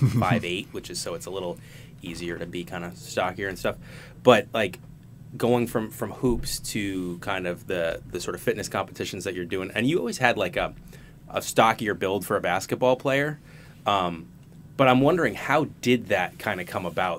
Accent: New England, United States; I've been a New Englander my whole life

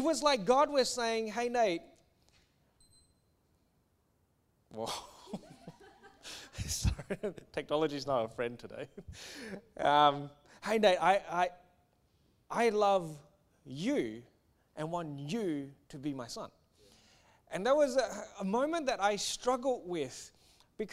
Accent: Singapore; I grew up in Singapore

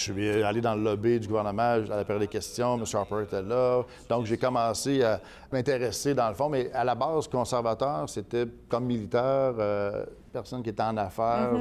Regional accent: Quebec City, Quebec, Canada; also born or lived in Granby, Quebec; je suis né à Granby en 69, mais on est déménagé lorsque j'étais petit à Québec

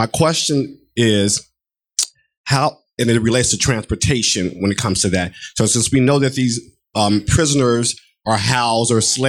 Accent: Chicago, Illinois, United States; now in Baltimore, United States; I'm originally from the Midwest, Chicago, but currently in Baltimore, so represent Maryland.

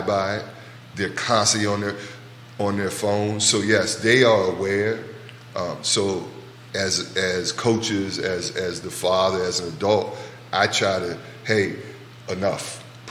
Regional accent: Richmond, Virginia, United States; from my hometown, the RVA

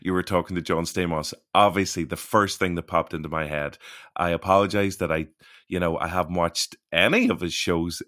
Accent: Ireland; growing up in Ireland

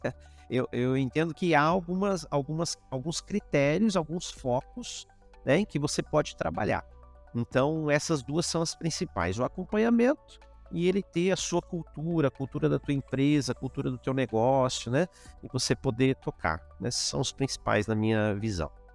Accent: interior of São Paulo, Brazil; eu sou do interior de São Paulo

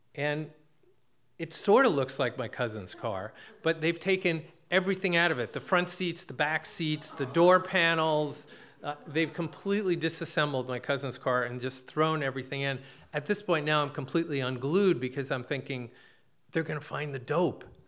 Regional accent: New Jersey, United States; now in Massachusetts, United States; I'm a kid from Jersey.

